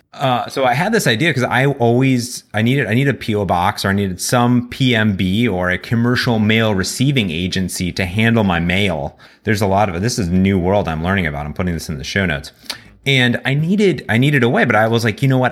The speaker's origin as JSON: {"language": "English", "town": "Cleveland", "region": "Ohio", "country": "United States", "moved": "yes", "said": "I come from Cleveland originally. and I have family back there"}